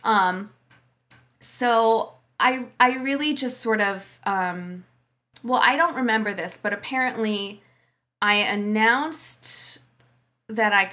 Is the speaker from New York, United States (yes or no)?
yes; New York City, New York, United States; I grew up in New York City, and as I mentioned, my dad's a painter